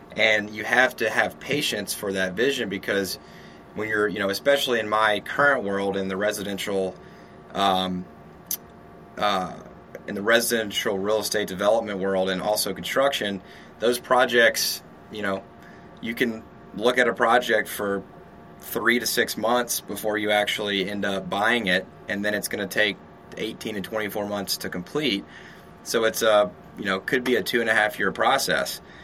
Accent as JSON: {"language": "English", "town": "Shreveport", "region": "Louisiana", "country": "United States", "also_born_or_lived": "San Diego, California", "moved": "as an adult", "lives_now": "Austin, United States", "said": "I'm from Louisiana, Shreveport, Louisiana"}